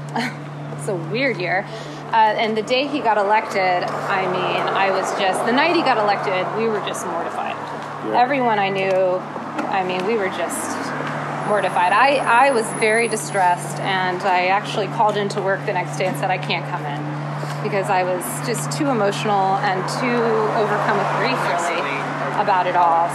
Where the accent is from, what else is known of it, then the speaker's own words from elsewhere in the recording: Tallahassee, Florida, United States; I was born in Tallahassee, Florida